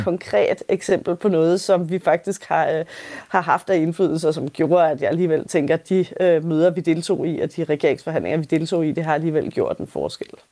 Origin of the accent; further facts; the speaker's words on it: Denmark; hvor meget af traditionerne og, og vores kultur betyder for os som danskere